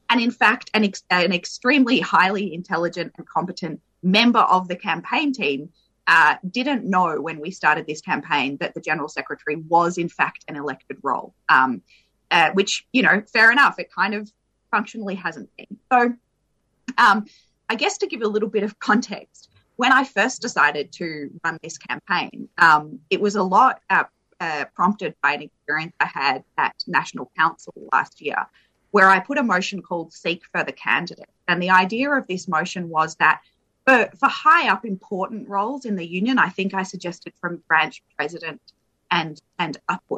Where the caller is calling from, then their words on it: Victoria, Australia; And I'm also calling from Wurundjeri country.